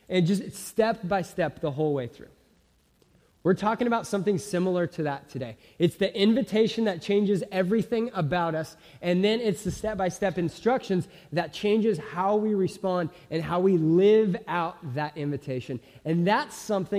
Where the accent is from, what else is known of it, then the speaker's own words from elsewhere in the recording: Simi Valley, California, United States; I grew up in Southern California. I grew up in a suburb called Simi Valley, northwest of LA.